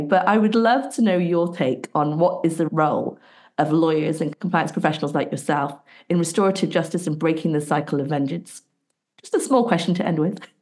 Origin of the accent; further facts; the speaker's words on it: Bristol, South West England, United Kingdom; my hometown, Bristol, in England